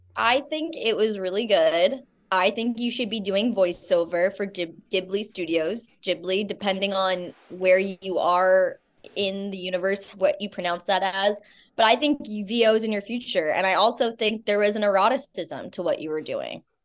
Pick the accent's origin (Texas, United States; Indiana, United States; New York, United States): New York, United States; Albany; I'm originally from upstate New York